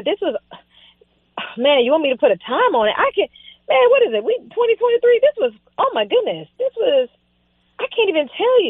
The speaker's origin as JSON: {"language": "English", "town": "West Palm Beach", "region": "Florida", "country": "United States", "tie": "born or raised there", "said": "You know, I grew up in South Florida. I lived in West Palm. And I lived in the hood."}